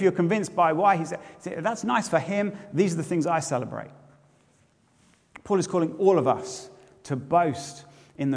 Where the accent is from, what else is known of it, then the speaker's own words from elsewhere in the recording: Bedford, East of England, United Kingdom; now in Edinburgh, United Kingdom; my hometown where I grew up, one of whom's tourist slogans was once, Bedford, it's less than an hour away.